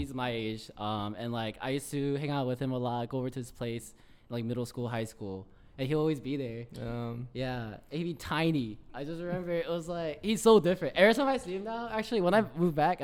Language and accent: English; Atlanta, Georgia, United States; moved away as an adult; also born or lived in Chicago / Washington, D.C.; I was born in Atlanta, but I've been like went to school in Chicago. I was like working in DC, and actually just recently moved back to Atlanta